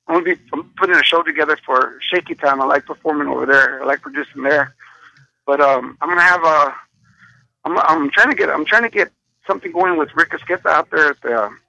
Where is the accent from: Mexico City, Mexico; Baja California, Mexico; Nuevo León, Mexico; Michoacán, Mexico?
Nuevo León, Mexico; Monterrey; I'm from Monterrey, man. I'm the cheapest.